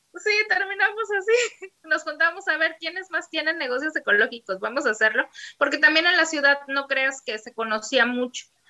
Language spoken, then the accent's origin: Spanish; Poza Rica, Veracruz, Mexico; yo soy de la ciudad de Poza Rica, Veracruz